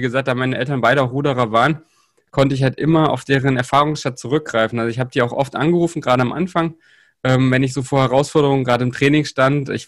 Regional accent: Saxony-Anhalt, Germany; also ich komme ja aus Sachsen-Anhalt und da ist es halt auch immer noch so, so ein bisschen, da sind noch rudimentär so ein bisschen die Strukturen von der, vom DDR-Sport noch vorhanden

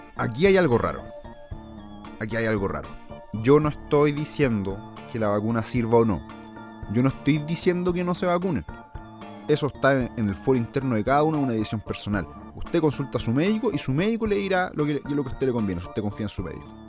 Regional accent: Chile

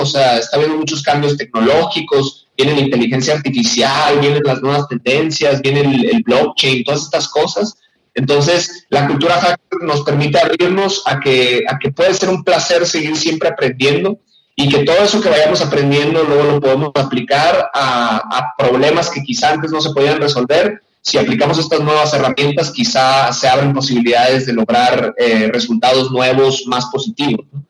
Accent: Hermosillo, Sonora, Mexico; moved away as an adult; also born or lived in San Francisco / South Korea; now in Mexico City, Mexico; yo soy originario de allá

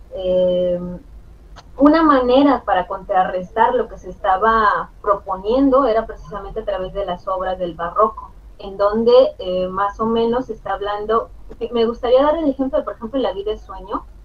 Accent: Mexico; nosotros como mexicanos

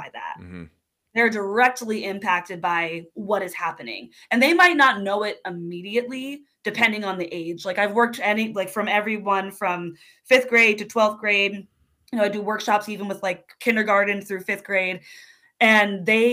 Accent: New Jersey, United States; now in Pacific Northwest, United States; I grew up in New Jersey

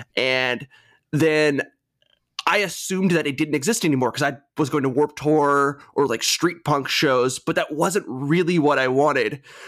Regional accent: Greensboro, North Carolina, United States; moved away as an adult; also born or lived in Charlotte, North Carolina; now in Richmond, United States; So I'm from North Carolina originally. I grew up in Greensboro

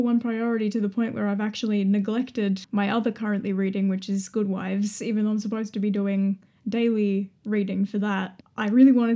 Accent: Melbourne, Victoria, Australia; And as a Melburnian

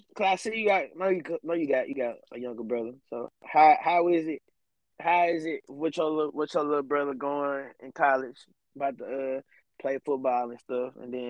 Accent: Michigan, United States; I'm a Michigan.

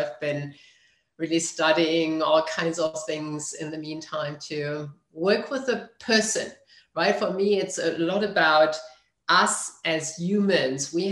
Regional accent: Germany; moved away; I grew up in Germany.

